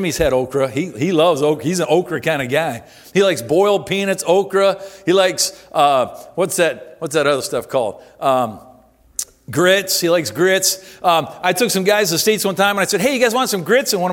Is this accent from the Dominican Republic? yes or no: no; Simcoe, Ontario, Canada; moved away as an adult; I was born and raised here in Simcoe. I lived most of my life here, 18 years of my life, first 18 years